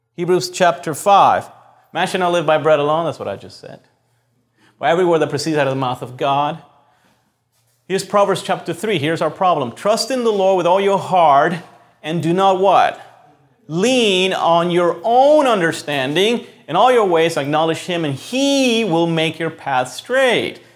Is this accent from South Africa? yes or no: no; Puerto Rico; moved away; we grew up in Puerto Rico